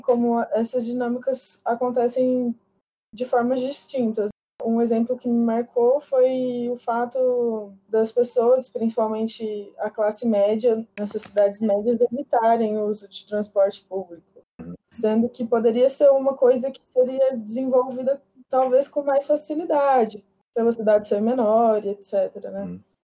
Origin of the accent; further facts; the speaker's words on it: interior of São Paulo state, Brazil; moved away as an adult; now in São Paulo, Brazil; Eu vim estudar aqui na capital, mas eu sou do interior do estado de São Paulo